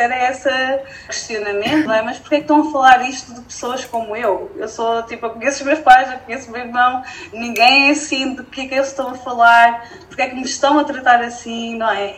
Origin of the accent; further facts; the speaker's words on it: Felgueiras, Norte, Portugal; sou daqui, nasci em Felgueiras